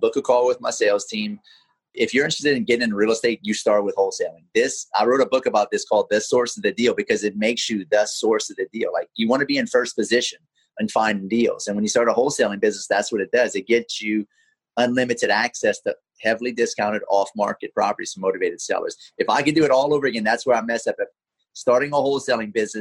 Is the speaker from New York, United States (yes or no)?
no; Lafayette, Louisiana, United States; now in Pensacola, United States; I'm from Lafayette, Louisiana